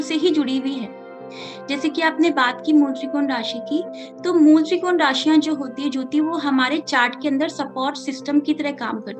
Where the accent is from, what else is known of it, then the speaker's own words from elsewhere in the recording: Jaipur, Rajasthan, India; मैं जयपुर राजस्थान से हूँ